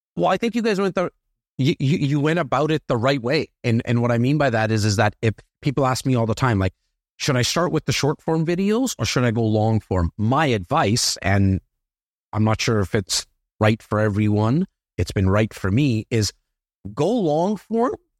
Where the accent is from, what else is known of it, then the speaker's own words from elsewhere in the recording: Toronto, Ontario, Canada; I'm a kid from Rexdale